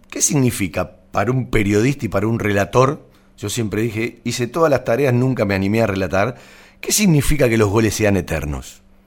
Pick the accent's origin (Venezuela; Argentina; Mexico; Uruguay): Argentina; Banfield, Buenos Aires Province; born or raised there